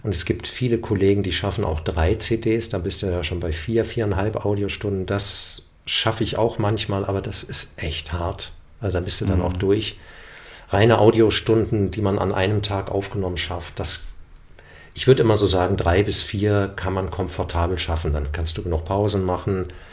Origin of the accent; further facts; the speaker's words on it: Germany; first language German; ich bin Deutscher, ich bin mit dieser Sprache aufgewachsen und das ist meine Heimatsprache